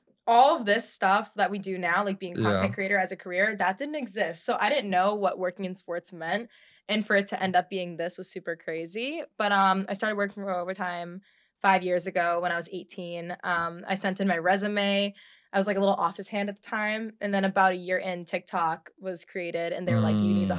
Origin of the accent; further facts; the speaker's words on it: Boston, Massachusetts, United States; moved away as an adult; now in New York, United States; grew up in Boston and I moved to New York 5 years ago when I was 18